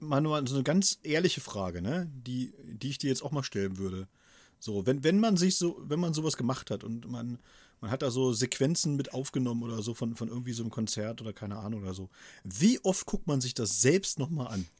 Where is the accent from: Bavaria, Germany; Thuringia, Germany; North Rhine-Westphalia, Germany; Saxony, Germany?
Thuringia, Germany; moved away; in meiner Heimatstadt zum Beispiel, was ja immerhin damals auch eine Kreisstadt war, in Thüringen